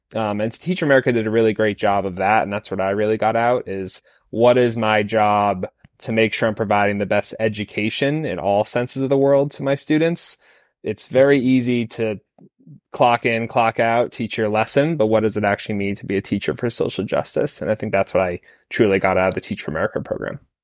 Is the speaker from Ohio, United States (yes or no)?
no; Falmouth, Maine, United States; moved away; I grew up in Falmouth, Maine